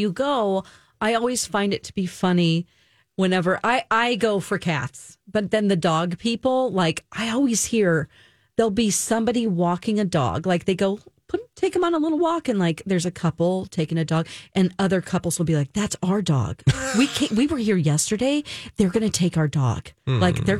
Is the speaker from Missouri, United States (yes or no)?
yes; Springfield, Missouri, United States; born or raised there